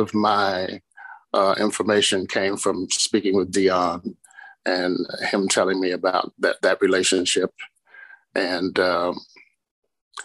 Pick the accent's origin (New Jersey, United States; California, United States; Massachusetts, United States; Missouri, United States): Missouri, United States; St. Louis; moved away as an adult; also born or lived in Chicago; I'm from St. Louis, Missouri